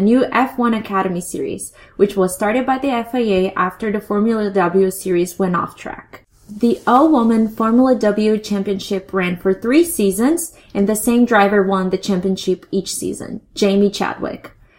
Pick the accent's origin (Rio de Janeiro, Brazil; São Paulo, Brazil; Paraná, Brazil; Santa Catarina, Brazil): Paraná, Brazil; Curitiba; now in Tampa, United States; I'm originally from Curitiba in the state of Paraná in Brazil, which is also the hometown of Ricardo Zonta and the home state of Felipe Drugovich.